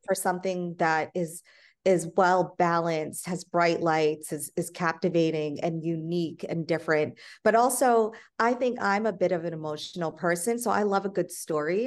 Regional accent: India; moved away; I'm from India

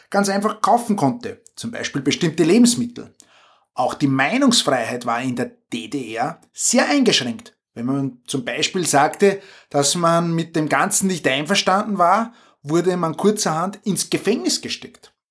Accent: Austria; wir sind ja Österreicher, wie man unschwer hört, aber trotzdem näher der Grenze

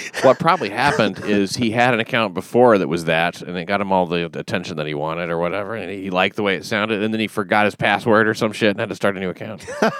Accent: Scotland, United Kingdom; Oh, Scotland.

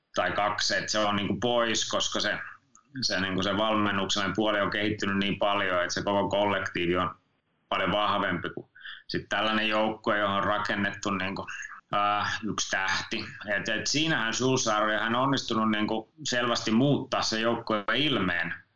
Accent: Finland; mä oon Suomesta

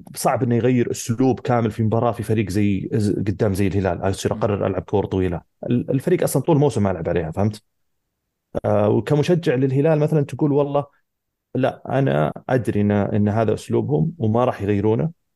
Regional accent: Saudi Arabia

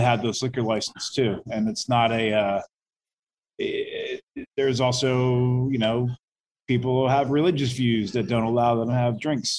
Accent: Florida, United States; That's actually right. My hometown. That's where I'm from.

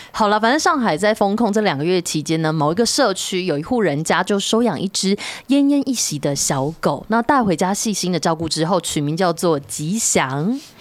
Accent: southern Taiwan, Taiwan; 因为我们南部会讲台语

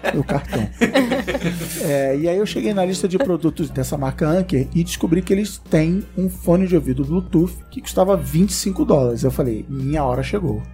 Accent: Brazil; como bom brasileiro

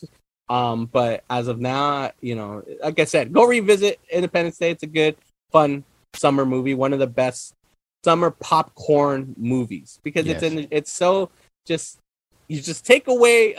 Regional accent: California, United States; a Californian

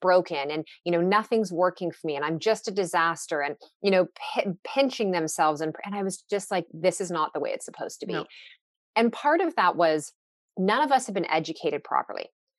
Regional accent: Newmarket, Ontario, Canada; I was working part-time at a gym in the town I grew up in Newmarket

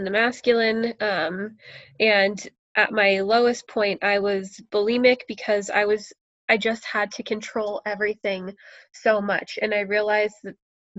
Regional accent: United States; moved away as an adult; now in Canada; I'm American, and my husband is Canadian

